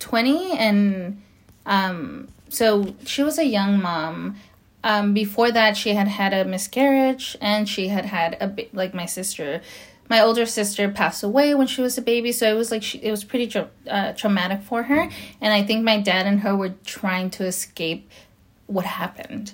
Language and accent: English; Los Angeles, California, United States; also born or lived in Nayarit, Mexico; now in Whittier, United States; I was brought to the states when I was three years old, about to be four, and um, and I've lived in Los Angeles ever since. Um, and I just I grew up in Los Angeles